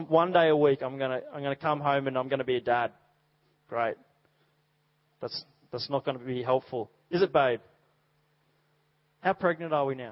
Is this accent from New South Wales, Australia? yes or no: yes; Dubbo, New South Wales, Australia; moved away; I grew up in Dubbo